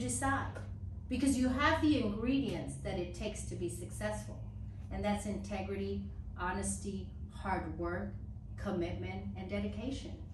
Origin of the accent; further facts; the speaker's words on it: Dallas, Texas, United States; growing up in West Dallas in an 800 square feet home, nine people, um, and one bathroom